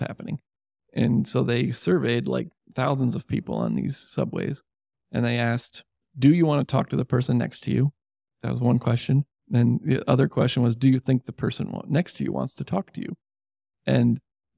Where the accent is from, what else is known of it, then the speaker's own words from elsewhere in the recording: Catskill Mountains, New York, United States; now in Syracuse, United States; I grew up in the Catskills